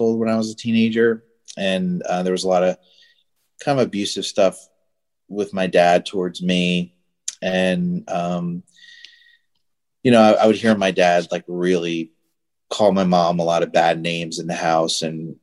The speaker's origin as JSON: {"language": "English", "region": "Northwest New Jersey", "country": "United States", "tie": "born or raised there", "moved": "yes", "lives_now": "Florida, United States", "said": "I grew up in New Jersey. So, Northwest New Jersey, next to Pennsylvania, really small town."}